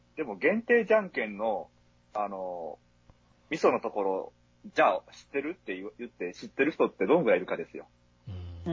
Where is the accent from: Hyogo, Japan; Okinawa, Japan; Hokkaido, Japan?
Hyogo, Japan; home area with Sonoda racecourse; 私の地元はそのだけえばってのがあるんですけど